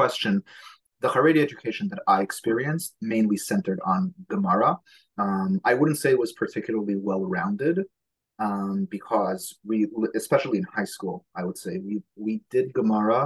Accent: New York City, New York, United States; first language Hebrew; English is a second language; I was born in Borough Park to an Israeli family, which somehow or other meant that I did not speak a word of English until I was about 6 and a half or 7.

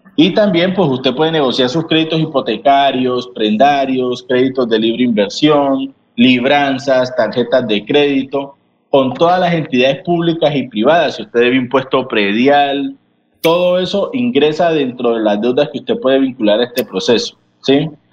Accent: Colombia; nosotros como colombianos

